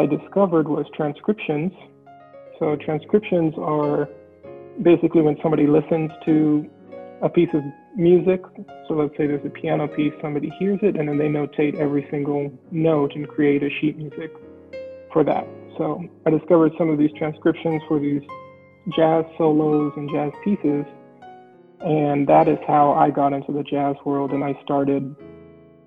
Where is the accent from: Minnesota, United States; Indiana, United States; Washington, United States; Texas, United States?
Indiana, United States; Indianapolis; also born or lived in New York; I am kind of an Indianapolis native in the sense that I grew up here, but I was born in New York